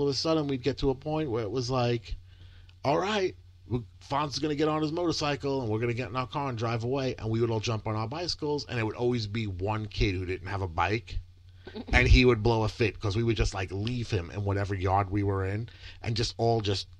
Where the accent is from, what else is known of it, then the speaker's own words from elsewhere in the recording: New York, United States; I was amazed coming from New York, where that was like we would celebrate the whole month of February for Martin Luther King's birthday, because New York is very multicultural.